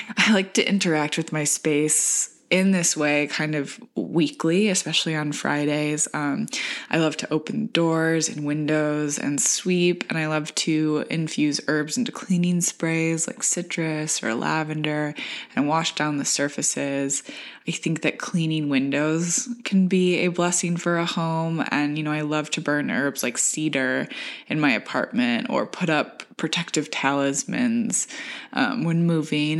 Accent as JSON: {"language": "English", "region": "rural Michigan", "country": "United States", "moved": "yes", "lives_now": "New York, United States", "said": "coming from rural Michigan"}